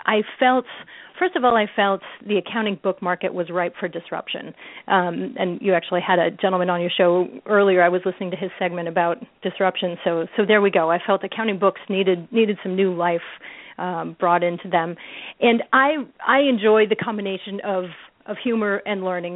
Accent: Midwest, United States; also born or lived in San Jose, California; I'm from the Midwest

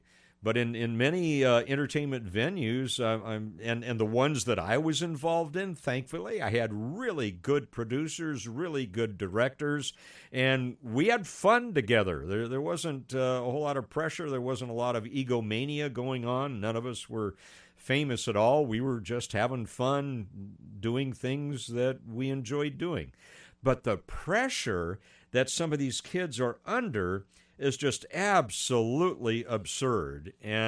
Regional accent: Pasadena, California, United States; I grew up in Pasadena, Altadena area.

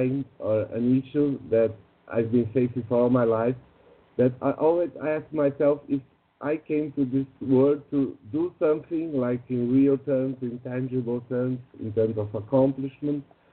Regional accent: São Paulo, Brazil; from São Paulo, Brazil

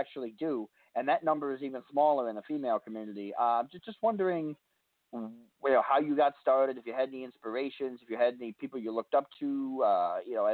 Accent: New York City, New York, United States; also born or lived in Albany area, New York; now in Albany, United States; I'm originally from Queens, but I'm up near the Albany area now, so I'm upstate a little bit more

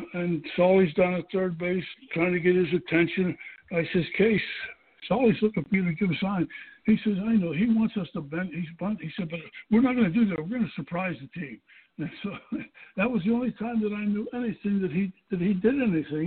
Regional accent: Pittsburgh, Pennsylvania, United States; born or raised there

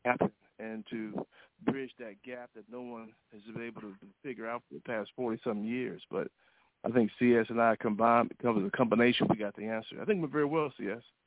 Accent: Alabama, United States; I grew up in Alabama

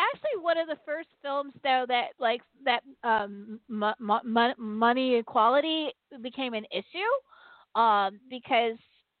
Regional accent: San Francisco, California, United States; I grew up in San Francisco

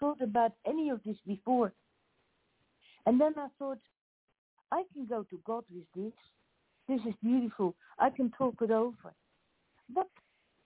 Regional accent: Australia; accent: Australian; first language Dutch; English is a second language; then English with an Australian accent

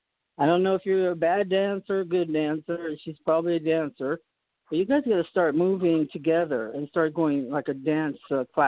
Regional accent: Boston, Massachusetts, United States; We're from Boston.

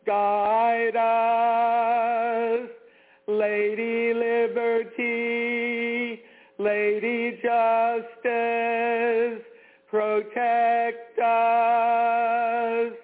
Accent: Washington, District of Columbia, United States; I grew up in the Washington, D.C. metropolitan area.

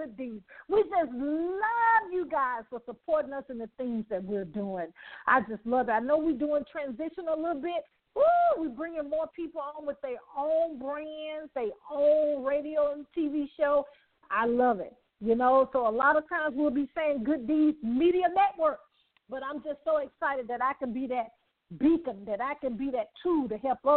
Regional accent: Birmingham, Alabama, United States; I'm from Birmingham. So my parents was there

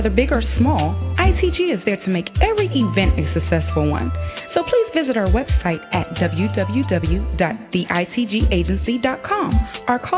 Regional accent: Herndon, Virginia, United States; I'm from Herndon, Virginia.

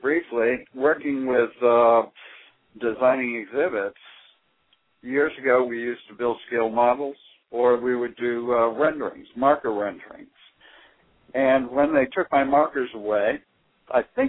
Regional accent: Boston, Massachusetts, United States; I was raised around the Boston area

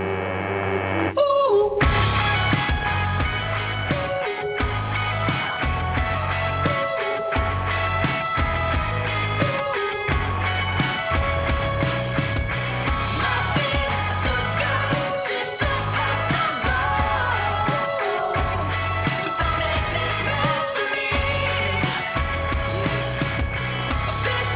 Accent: Midwest, United States; I'm from the Midwest

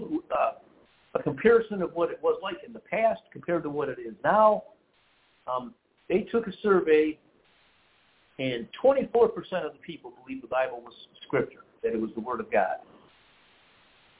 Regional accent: Detroit, Michigan, United States; We're from Detroit

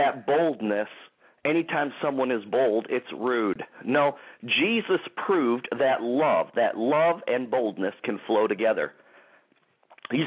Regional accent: Michigan, United States; also born or lived in Clarkston, Michigan; the Grand Rapids, Michigan area, my home state.

